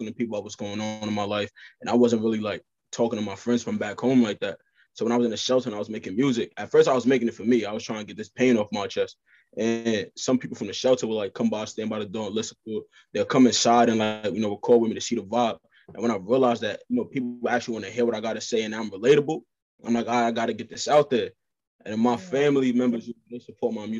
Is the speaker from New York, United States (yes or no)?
yes; New York City, New York, United States; also born or lived in New Jersey; I'm born and raised in Brooklyn, New York